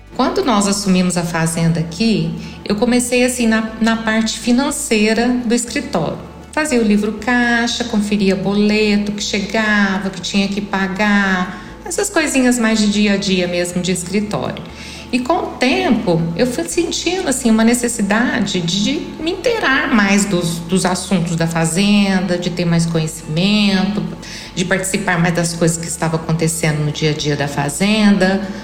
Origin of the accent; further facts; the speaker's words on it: interior of São Paulo, Brazil; also born or lived in Brasília; now in Catalão, Brazil; sou paulista do interior